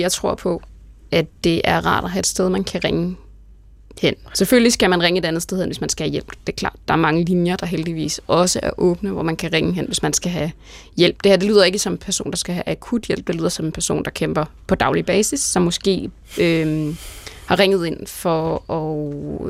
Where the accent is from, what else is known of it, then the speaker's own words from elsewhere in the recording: Jutland, Denmark; accent: Jutlandic; Jeg er fra Jylland